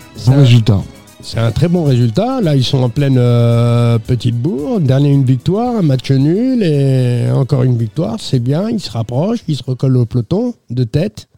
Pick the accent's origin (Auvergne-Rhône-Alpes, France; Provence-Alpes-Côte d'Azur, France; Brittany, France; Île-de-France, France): Île-de-France, France; Sartrouville; c'est potentiel de jeunes qu'on a chez nous à Sartrouville